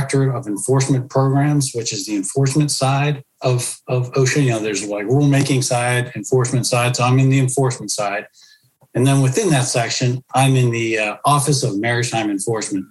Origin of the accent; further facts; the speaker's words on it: Pittsburgh, Pennsylvania, United States; moved away as an adult; Born and raised in Pittsburgh